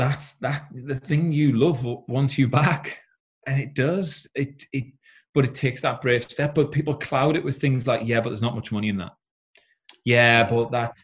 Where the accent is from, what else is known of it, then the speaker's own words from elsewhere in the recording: South Shields, North East England, United Kingdom; moved away as an adult; now in Yarm, United Kingdom; I'm actually from South Shields. I said, but I've recently just moved house down to Teesside in Yarm